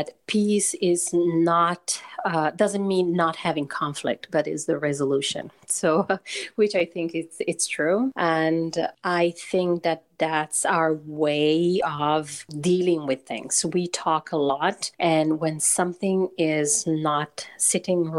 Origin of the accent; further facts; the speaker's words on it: Turin, Piedmont, Italy; moved away as an adult; in Torino, in my hometown in Italy